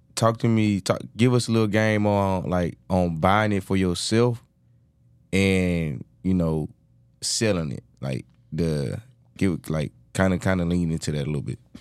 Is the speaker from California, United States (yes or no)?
no; Georgia, United States; accent: thick Georgia accent; moved away as an adult; now in Houston, United States; I'm from Georgia